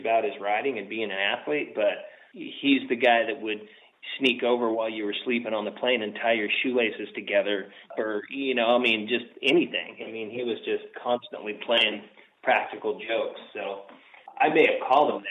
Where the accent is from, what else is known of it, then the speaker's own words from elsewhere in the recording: the Northwest, Pacific Northwest, United States; also born or lived in Mount Vernon, Washington / Glacier, Washington; since I was from the Northwest